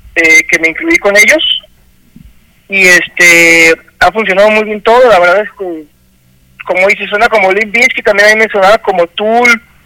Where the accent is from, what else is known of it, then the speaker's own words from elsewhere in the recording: Guadalajara, Jalisco, Mexico; yo soy de aquí de, Guadalajara, casi creo que los cuatro somos de aquí de Guadalajara